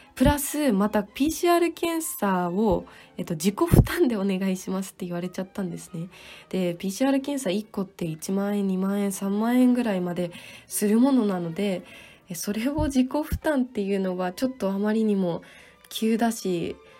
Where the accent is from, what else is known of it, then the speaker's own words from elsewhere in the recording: Tsukuba, Ibaraki, Japan; moved away as an adult; now in Salzburg, Austria; 私の出身地である茨城県のつくば市